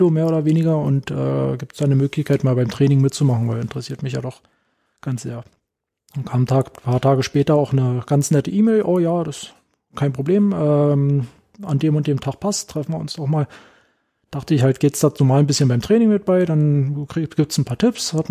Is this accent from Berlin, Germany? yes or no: yes; Berlin, Germany; so ganz beiläufig ein bisschen gefragt, wo ich herkomme, soll ich, na hier aus Berlin äh, und so weiter und so fort.